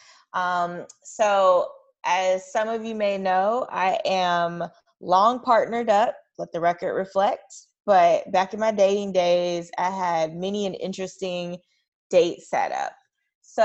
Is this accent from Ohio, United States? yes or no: no; Kentucky, United States; I grew up in Kentucky